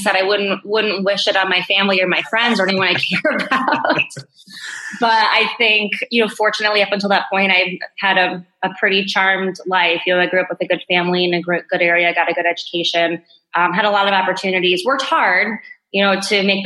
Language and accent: English; Naperville, Illinois, United States; now in Chicago, United States; I grew up in Naperville, you know, been here for nearly 35 years now